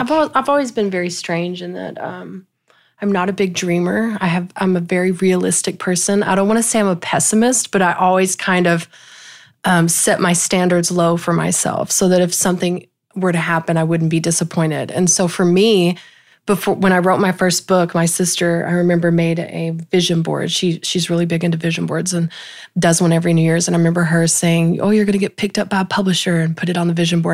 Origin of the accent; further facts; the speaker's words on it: small Texas town, United States; I actually live where I grew up, um, on the same land where I grew up.